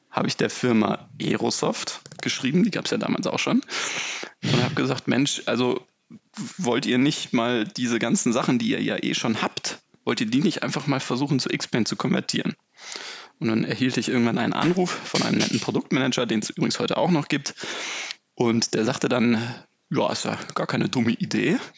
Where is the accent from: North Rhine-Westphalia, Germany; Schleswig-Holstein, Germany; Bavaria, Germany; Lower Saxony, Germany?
Schleswig-Holstein, Germany; Lübeck; now in Hamburg, Germany; Äh, begann im Prinzip im Norden in Lübeck äh, und in Hamburg, da wo ich jetzt, oder im Großraum Hamburg, wo ich wohne.